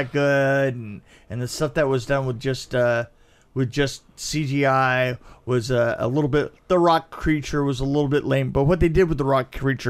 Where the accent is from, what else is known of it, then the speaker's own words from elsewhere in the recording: London, United Kingdom; I'm from London and I'm from the theater.